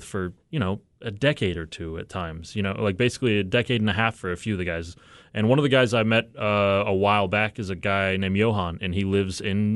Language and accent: English; United States; as American as possible